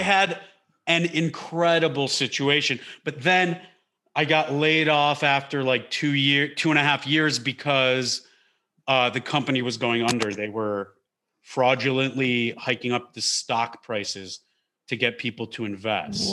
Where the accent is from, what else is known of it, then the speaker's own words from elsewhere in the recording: Detroit, Michigan, United States; I grew up in Detroit, in the Detroit area